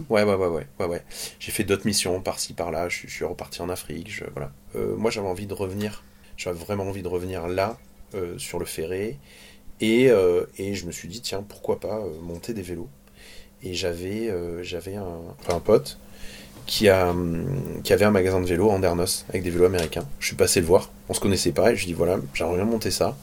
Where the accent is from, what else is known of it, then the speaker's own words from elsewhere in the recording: Andernos-les-Bains, Nouvelle-Aquitaine, France; je suis né ici sur le, sur le bassin d'Arcachon, enfin toute ma famille